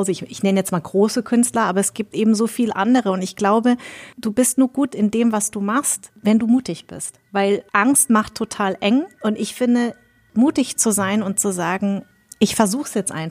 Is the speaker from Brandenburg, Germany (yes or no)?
no; Darmstadt, Hesse, Germany; born there; Ich bin hier geboren. Ich bin in Darmstadt geboren.